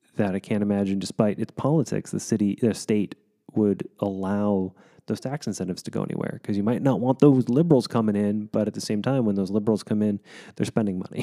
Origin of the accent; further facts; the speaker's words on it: Wichita, Kansas, United States; moved away; which made Wichita my hometown